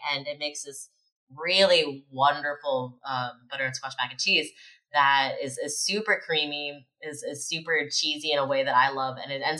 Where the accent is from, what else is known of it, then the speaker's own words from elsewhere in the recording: Appalachia, United States; it was really weird growing up in Appalachia and then leaving the region